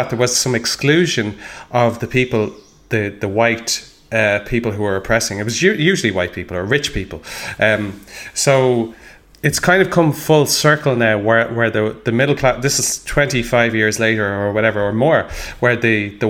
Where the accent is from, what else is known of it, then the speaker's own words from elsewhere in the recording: Ireland; We're Irish